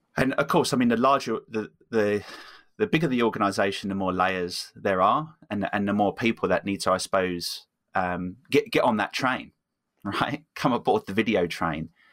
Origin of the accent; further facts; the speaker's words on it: England, United Kingdom; moved away; also born or lived in Copenhagen; I'm originally from from England